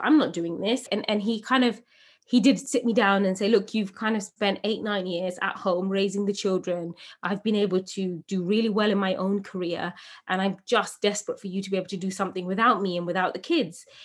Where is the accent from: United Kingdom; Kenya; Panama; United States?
United Kingdom; England; As a young woman growing up in England, eh, from a Bangladeshi home, first generation British